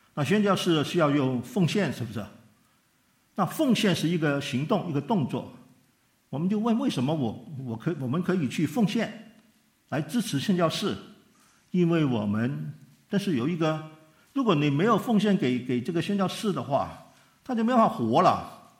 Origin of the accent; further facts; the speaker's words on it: Hong Kong; 他从美国寄钱回香港